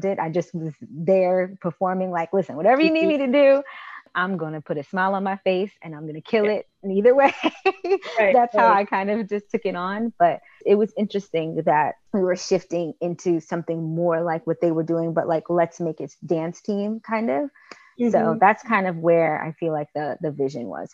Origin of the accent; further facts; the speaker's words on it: Long Island, New York, United States; I'm from Long Island